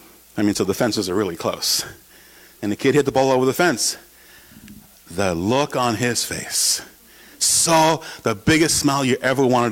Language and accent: English; New York, United States; moved away as an adult; also born or lived in Oshkosh, Wisconsin / San Antonio, Texas; home in New York with my family